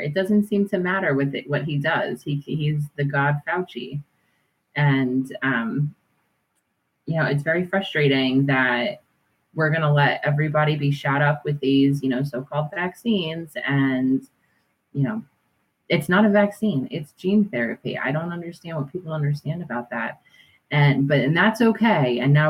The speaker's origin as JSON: {"language": "English", "region": "New Jersey", "country": "United States", "moved": "as an adult", "lives_now": "Maine, United States", "said": "I'm from New Jersey. I'm now in Maine. I relocated a few years ago."}